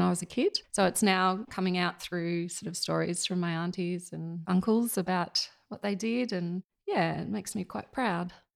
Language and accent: English; Yass, New South Wales, Australia; also born or lived in Sydney; now in Murrumbidgee, Australia; we moved down to just outside of Yass when I was about three